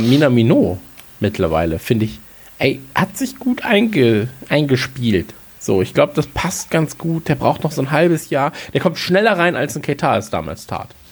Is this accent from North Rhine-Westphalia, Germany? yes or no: yes; North Rhine-Westphalia, Germany; born or raised there; now in Bavaria, Germany